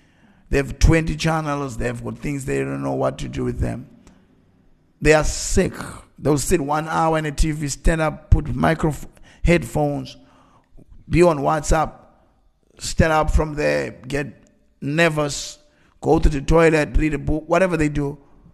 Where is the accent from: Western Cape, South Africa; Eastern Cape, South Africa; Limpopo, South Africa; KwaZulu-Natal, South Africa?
Eastern Cape, South Africa; I grew up in the time where 1980s, there was apartheid, and we grew up in Transkei. In Transkei, we were the poorest.